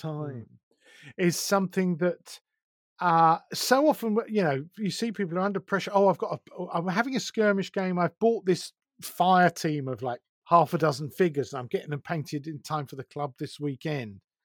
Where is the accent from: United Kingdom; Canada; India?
United Kingdom; Essex, East of England; now in Sussex, United Kingdom; I was brought up in Essex